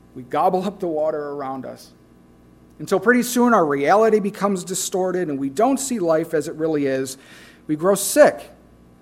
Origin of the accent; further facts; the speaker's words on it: Midwest, United States; I'm from the Midwest